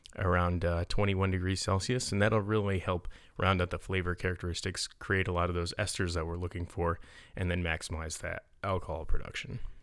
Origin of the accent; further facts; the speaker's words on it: Utica area, New York, United States; my hometown area